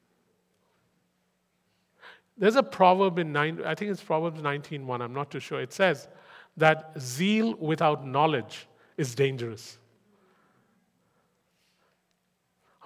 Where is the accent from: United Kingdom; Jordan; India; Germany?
India; English is a second language; moved away